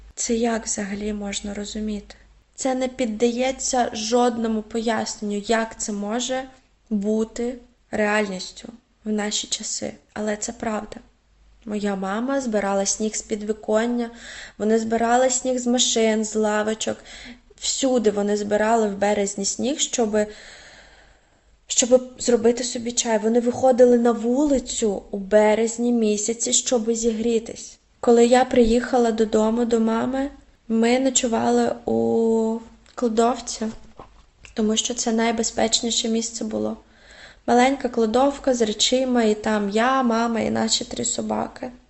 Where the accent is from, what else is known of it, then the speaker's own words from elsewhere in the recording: Mariupol, Donetsk Oblast, Ukraine; moved away as an adult; now in Czech Republic; моє рідне місто